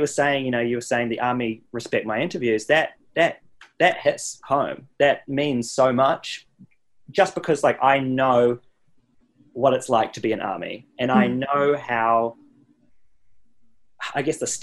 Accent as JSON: {"language": "English", "country": "New Zealand", "moved": "yes", "lives_now": "United States", "said": "I'm so lucky to I guess be from there. And it's definitely helped me out in many ways to be from New Zealand."}